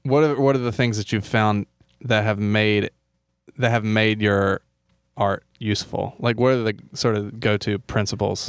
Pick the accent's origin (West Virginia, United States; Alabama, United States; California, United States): Alabama, United States; moved away; also born or lived in Louisville, Kentucky; my hometown in Alabama.